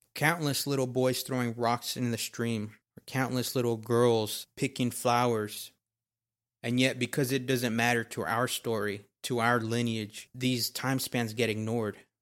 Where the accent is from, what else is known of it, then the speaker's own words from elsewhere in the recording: Texas, United States; I was born and raised in Texas.